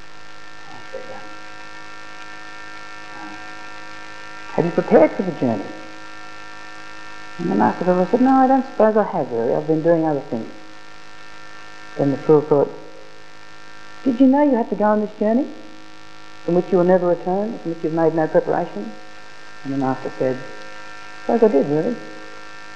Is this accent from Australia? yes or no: yes; Australia; I'm a proud Australian. I love being Australian.